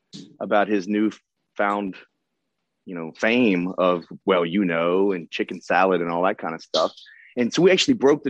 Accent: Memphis, Tennessee, United States; growing up in Memphis.

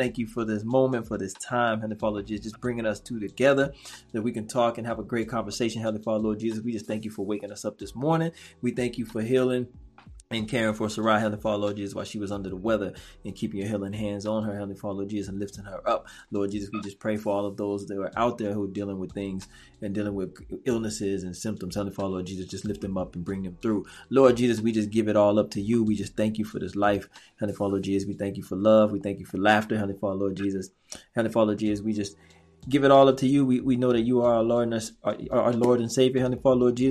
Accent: Waveland, Mississippi, United States; I'm from Waveland, Mississippi, so I'm right down there by y'all.

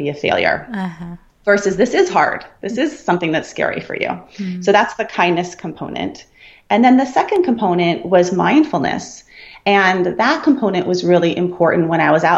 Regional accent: Santa Barbara, California, United States; also born or lived in Colorado; I grew up in Santa Barbara

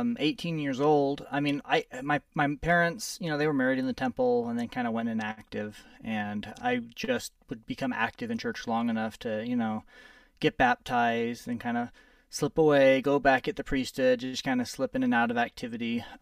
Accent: California, United States; born there; also born or lived in New Mexico; Well, I was born in California. I've lived in New Mexico. We moved around a lot when I was growing up.

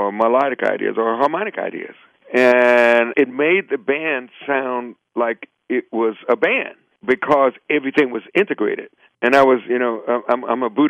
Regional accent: Chicago, Illinois, United States; I'm from Chicago

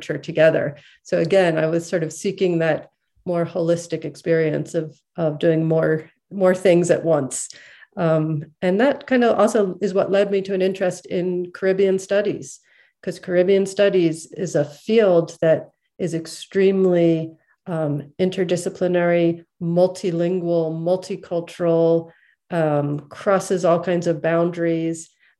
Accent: Philadelphia, Pennsylvania, United States; I was born and grew up in Philadelphia

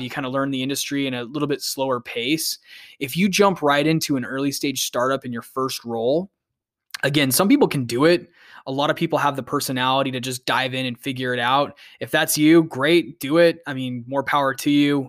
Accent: Phoenix, Arizona, United States; I'm originally from Phoenix, Arizona

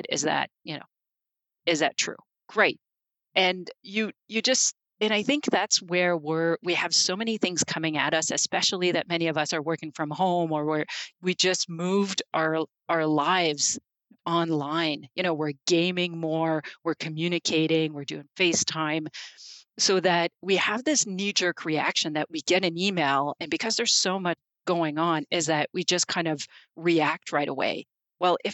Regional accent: Canada; we're Canadian

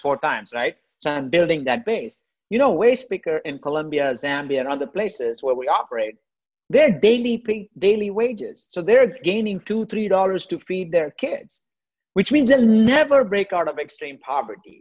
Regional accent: India; moved away; I grew up in India, right? I grew up poor in India

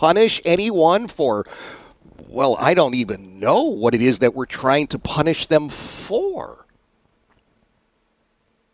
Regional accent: United States; as an American

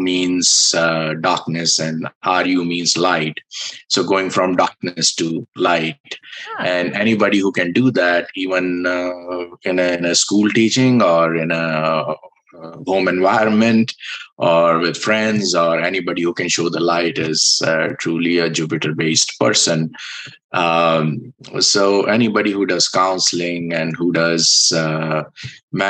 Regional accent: India; I was born in India

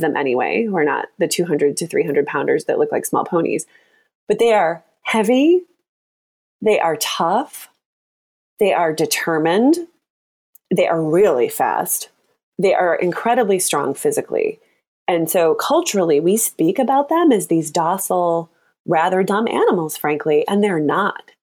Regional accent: Michigan, United States; moved away as an adult; also born or lived in Chicago; now in San Francisco, United States; I grew up in Michigan, and I've been living in Chicago

